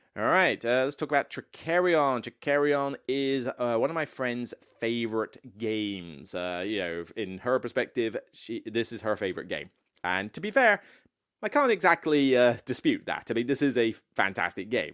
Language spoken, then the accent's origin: English; Taunton, South West England, United Kingdom; moved away; Taunton, where I grew up. my hometown